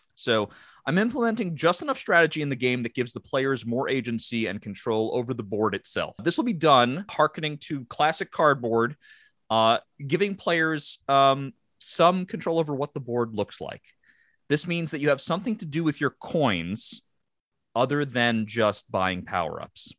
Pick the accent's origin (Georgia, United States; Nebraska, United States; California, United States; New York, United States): New York, United States; Long Island; we come from a background and a part of the country that says Mario